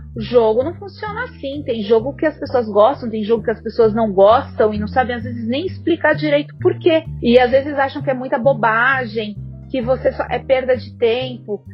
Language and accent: Portuguese; South Region, Brazil; moved away as an adult; now in São Paulo, Brazil; eu sou paulista, mas eu acabei crescendo, né? Minha família se mudou para lá, para o sul, quando eu era ainda criança.